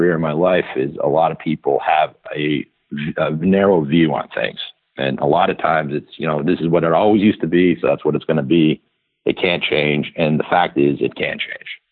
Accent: Toronto, Ontario, Canada; moved away as an adult; now in United States; I grew up in Canada, in Toronto, parents that immigrated from Ireland and England separately

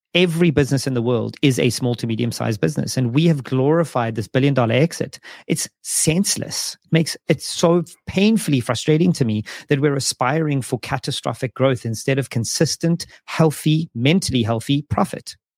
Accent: South Africa; moved away; South Africa as an example, it's my home country

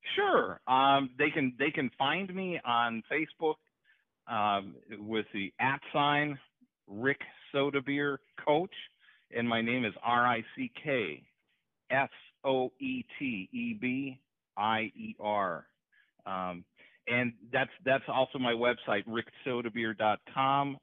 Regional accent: Hurley, Wisconsin, United States; born or raised there; moved away

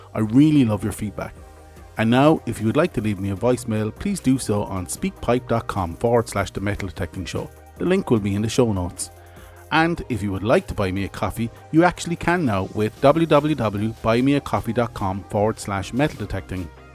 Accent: Ireland; I'm Irish.

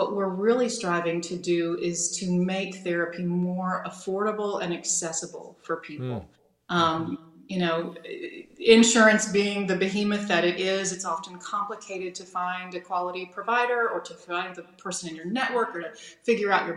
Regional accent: Asheville, North Carolina, United States; moved away as an adult; also born or lived in Manhattan, New York; now in Greenwich, United States; I grew up in North Carolina, was active in the Presbyterian church in my hometown of Asheville

